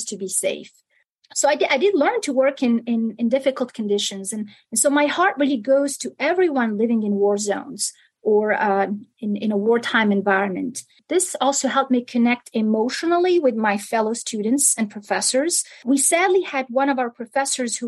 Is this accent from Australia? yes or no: no; Algiers, Algiers Province, Algeria; English is a second language; moved away as an adult; also born or lived in Milan, Italy; now in Kentucky, United States; I was born in Algiers, and I grew up partly in Algeria and partly in Italy.